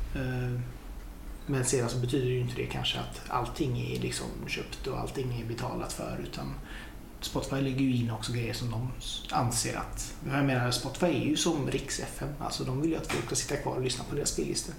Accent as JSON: {"language": "Swedish", "town": "Hunnebostrand", "region": "Västra Götaland", "country": "Sweden", "tie": "born or raised there", "moved": "yes", "lives_now": "Gothenburg, Sweden", "said": "jag är ju från Hunnebostrand från början"}